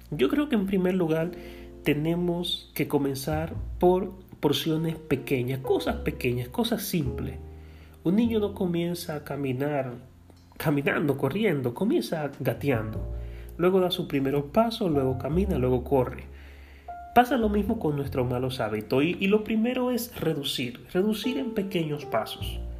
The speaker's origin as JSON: {"language": "Spanish", "country": "Dominican Republic", "said": "Y nuestro nivel y nuestro estándar como pueblo dominicano lamentablemente ha menguado, ha bajado muchísimo en las pruebas internacionales"}